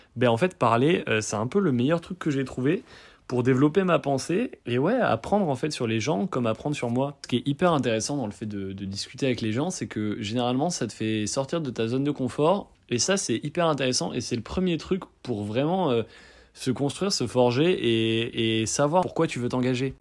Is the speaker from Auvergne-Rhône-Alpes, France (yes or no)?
no; Bordeaux, Nouvelle-Aquitaine, France; moved away as an adult; now in Lyon, France; je suis bordelais d'origine et là je fais mes études à Lyon